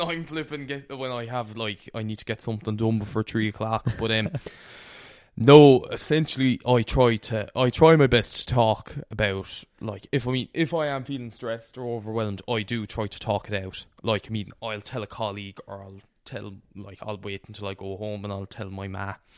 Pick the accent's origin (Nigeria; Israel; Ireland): Ireland; Connemara, Galway, Connacht; the part of Connemara I'm from, we don't speak Irish at all.